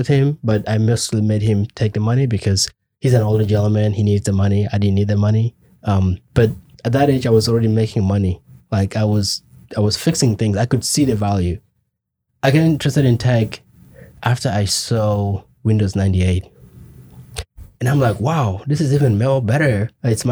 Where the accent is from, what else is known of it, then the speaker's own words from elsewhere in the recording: Kenya; moved away as an adult; also born or lived in Juba, South Sudan / Khartoum, Sudan; now in United States; I grew up in Kenya my whole life, right? Until I came here